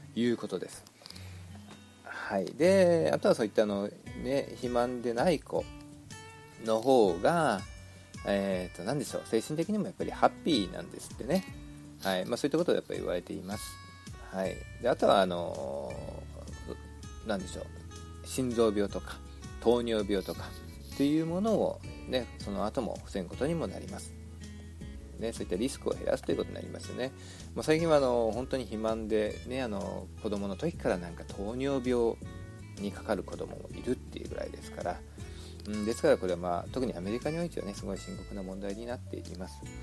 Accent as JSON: {"language": "Japanese", "region": "Shizuoka", "country": "Japan", "tie": "born or raised there", "moved": "as an adult", "lives_now": "United States", "said": "私が小学校の時に静岡の、えー、田舎にいたいましたけども"}